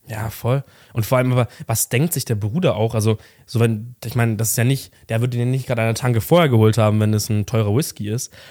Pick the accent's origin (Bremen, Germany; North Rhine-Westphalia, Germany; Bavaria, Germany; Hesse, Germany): Bavaria, Germany; near Munich; ich komme auch aus der Nähe von München